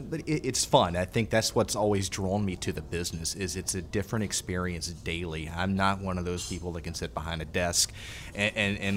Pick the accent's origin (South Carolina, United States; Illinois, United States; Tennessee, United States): South Carolina, United States; now in Baton Rouge, United States; I came from South Carolina, uh, you know, worked in that market uh, for several years before coming to Baton Rouge